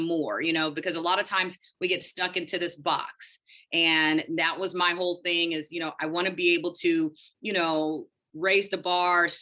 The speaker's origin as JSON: {"language": "English", "town": "Houston", "region": "Texas", "country": "United States", "also_born_or_lived": "Connecticut / Michigan / Illinois", "moved": "as an adult", "said": "I'm originally from Houston, Texas, and that's where I'm practicing right now."}